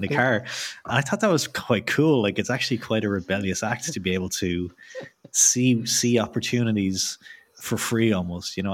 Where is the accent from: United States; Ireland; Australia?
Ireland; I'm from Ireland